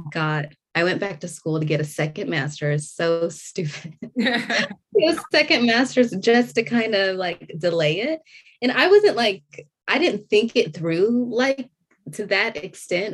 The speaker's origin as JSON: {"language": "English", "area": "Orange County", "region": "California", "country": "United States", "tie": "born or raised there", "also_born_or_lived": "Torrance, California", "moved": "as an adult", "lives_now": "Georgia, United States", "said": "I was born in Torrance, but I primarily grew up in Orange County"}